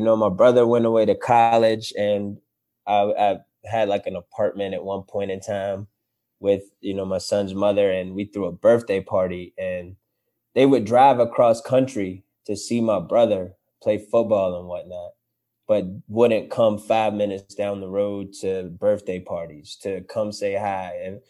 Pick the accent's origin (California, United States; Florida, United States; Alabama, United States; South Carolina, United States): Florida, United States; You know, that's all I knew growing up in Florida when I was little.